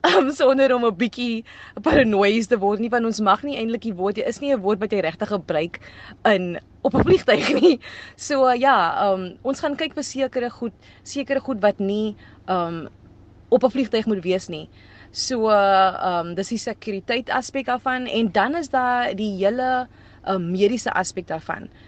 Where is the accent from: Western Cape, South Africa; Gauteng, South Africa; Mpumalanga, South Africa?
Western Cape, South Africa; Cape Town; first language Afrikaans; ek's van Ravensmead en om in Ravensmead op te groei